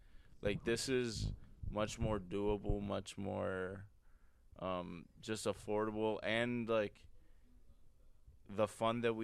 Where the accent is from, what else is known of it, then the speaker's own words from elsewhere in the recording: Wisconsin, United States; I'm from Wisconsin, bro. Like, the people up here are already half Canadian